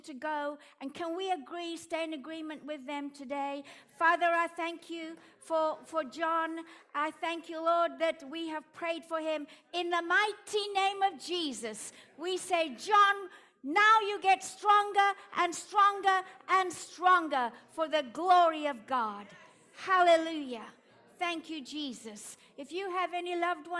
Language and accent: English; South Africa; accent: Afrikaans; my Afrikaans accent